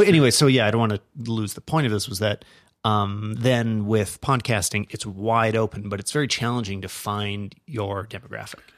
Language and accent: English; Canada; we're Canadian